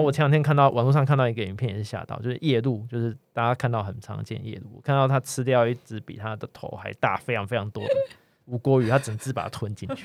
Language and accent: Chinese; Kaohsiung, Taiwan; 我在对。高雄长大